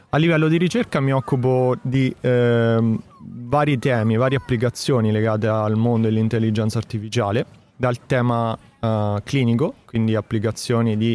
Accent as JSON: {"language": "Italian", "region": "Marche", "country": "Italy", "said": "marchigiano e nello specifico nella provincia di Macerata."}